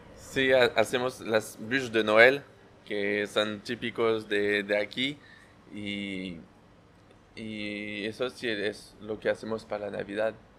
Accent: Versailles, Île-de-France, France; Spanish is a second language; moved away; nací muy cerca de, afuera de París

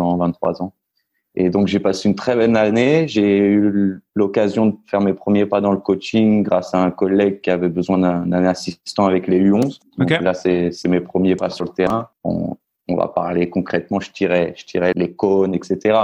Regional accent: Orléans, Centre-Val de Loire, France; moved away as an adult; also born or lived in Nice / Paris; now in Argentina; je suis niçois. Enfin, j'ai grandi à Orléans. Je suis, je me considère niçois

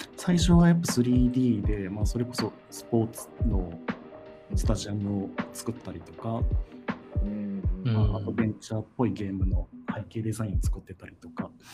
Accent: Fukui, Japan; moved away as an adult; also born or lived in Tokyo; そうもともと生まれは福井県なんですけれど

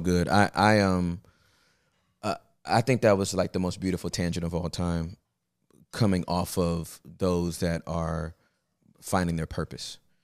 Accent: Inglewood, California, United States; also born or lived in Los Angeles; I was born and raised in Inglewood, California

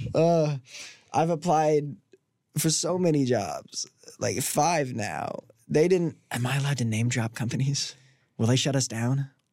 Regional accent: Washington, Indiana, United States; moved away; I'm from Washington, Indiana

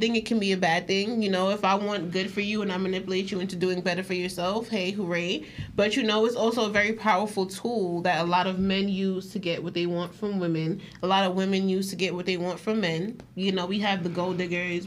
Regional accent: New York, United States; I'm from New York

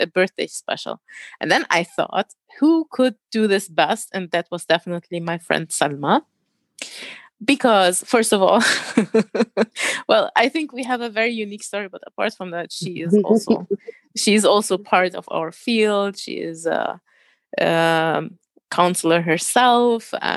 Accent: Germany; accent: German; first language German; English is a second language; I was born and raised in Germany.

